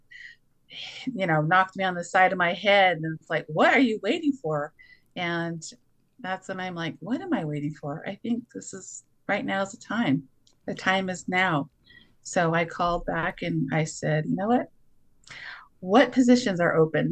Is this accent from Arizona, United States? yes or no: no; Monument Valley, Utah, United States; now in Blanding, United States; I'm originally from Monument Valley, Utah, currently reside in Blanding, Utah